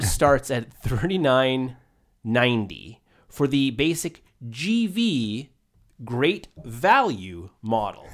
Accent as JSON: {"language": "English", "region": "Maine", "country": "United States", "tie": "born or raised there", "said": "I grew up in Maine"}